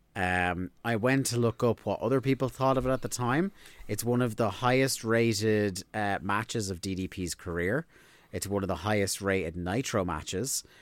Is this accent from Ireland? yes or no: yes; Ireland; we're Irish